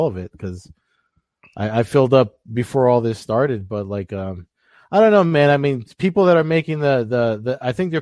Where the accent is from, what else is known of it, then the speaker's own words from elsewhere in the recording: New Jersey, United States; I'm from Jersey